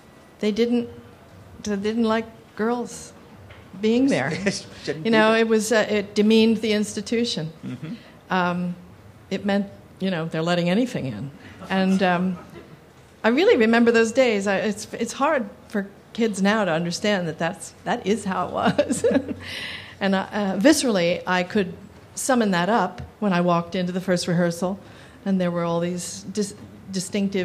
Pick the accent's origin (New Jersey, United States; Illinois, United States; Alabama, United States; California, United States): New Jersey, United States; I'm from New Jersey